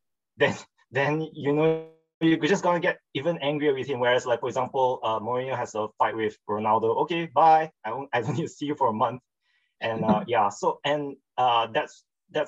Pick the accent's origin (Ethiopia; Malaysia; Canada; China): Malaysia; also born or lived in Australia; I'm Malaysian